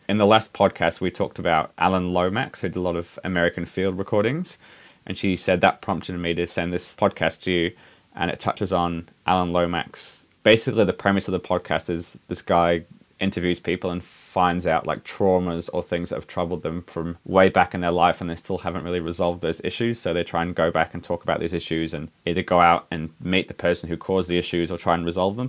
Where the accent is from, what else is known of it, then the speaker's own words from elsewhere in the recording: England, United Kingdom; now in New Zealand; growing up in England